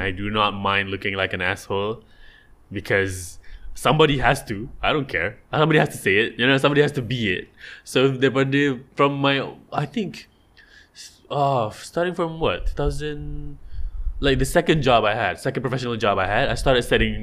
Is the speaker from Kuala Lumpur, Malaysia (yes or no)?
no; Johor, Malaysia; I'm from Johor